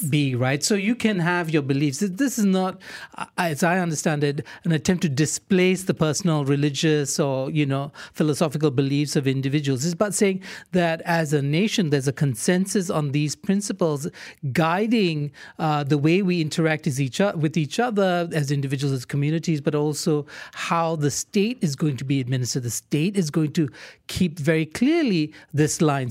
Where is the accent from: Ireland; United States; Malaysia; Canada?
Malaysia; first language English; We're English speaking Malaysians